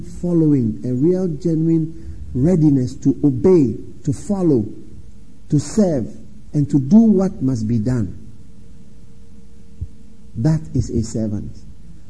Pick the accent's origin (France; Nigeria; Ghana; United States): Ghana; I come from Africa, Ghana